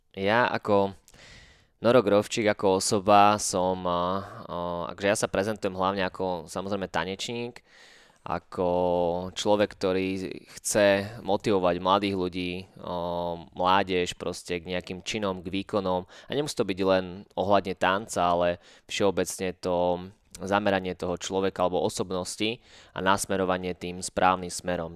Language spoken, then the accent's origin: Slovak; Maňa, Nitra Region, Slovakia; táto dedinka, Maňa, čo je moja rodná dedina